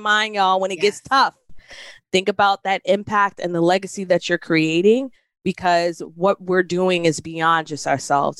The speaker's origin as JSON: {"language": "English", "town": "New York City", "region": "New York", "country": "United States", "moved": "yes", "said": "I'm from originally from New York City"}